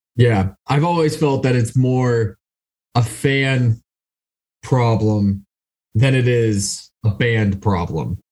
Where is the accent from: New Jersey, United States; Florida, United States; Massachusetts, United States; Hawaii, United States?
Massachusetts, United States; Boston; I'm from the Boston area